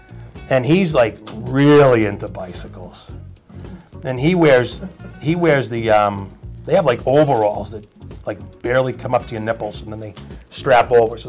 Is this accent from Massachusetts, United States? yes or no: yes; Medford, Massachusetts, United States; We're from Medford